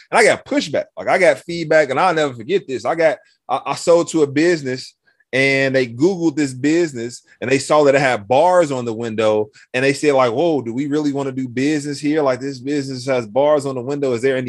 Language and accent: English; Chicago, Illinois, United States; So mentioned I grew up 103rd in Michigan, the Roseland neighborhood, right?